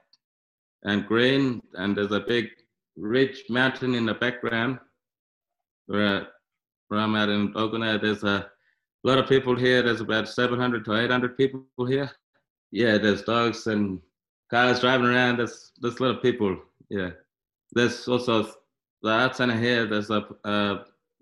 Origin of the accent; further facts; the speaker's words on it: Midland, Western Australia, Australia; also born or lived in Alice Springs, Northern Territory; when I was young, I was staying in Alice Springs, and then my mother passed away when I was 6 years old, so they shipped me to Perth City. I grew up in Midland